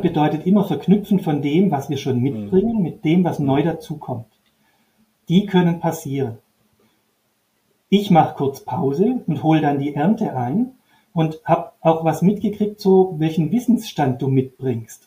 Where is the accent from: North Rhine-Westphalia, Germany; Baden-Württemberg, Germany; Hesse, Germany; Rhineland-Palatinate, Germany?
Baden-Württemberg, Germany; Upper Swabia; Ich bin an einer Modellschule in Oberschwaben aufgewachsen, mit Blick auf den Bodensee